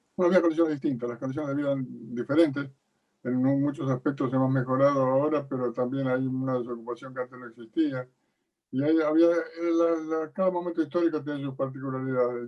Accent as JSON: {"language": "Spanish", "town": "Mechita", "region": "Buenos Aires Province", "country": "Argentina", "tie": "born or raised there", "also_born_or_lived": "La Plata", "said": "yo nací en Mechito, en pueblo ferroviario"}